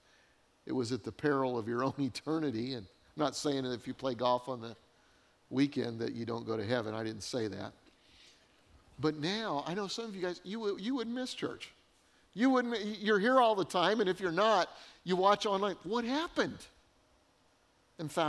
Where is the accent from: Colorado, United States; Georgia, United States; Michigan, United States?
Colorado, United States; now in North Carolina, United States; growing up in Colorado